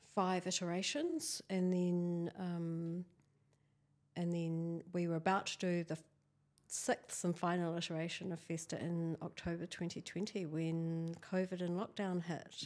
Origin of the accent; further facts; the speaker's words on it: near Christchurch, Canterbury, New Zealand; I was born here in Waitaha, Canterbury